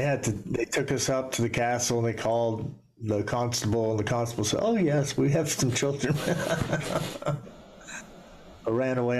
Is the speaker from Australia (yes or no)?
no; Edinburgh, Scotland, United Kingdom; I was born in Edinburgh